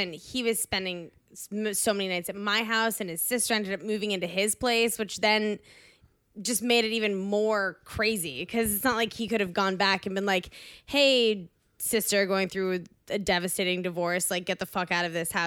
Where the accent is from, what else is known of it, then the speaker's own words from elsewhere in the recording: Washington, District of Columbia, United States; I grew up in Washington, D.C.